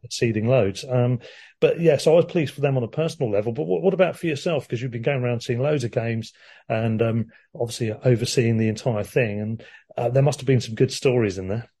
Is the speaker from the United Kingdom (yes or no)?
yes; Worthing, South East England, United Kingdom; my hometown team Worthing got into the first round